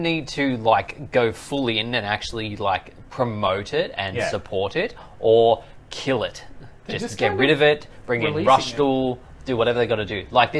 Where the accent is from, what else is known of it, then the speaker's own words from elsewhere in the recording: Australia; I feel like it just comes from being Australian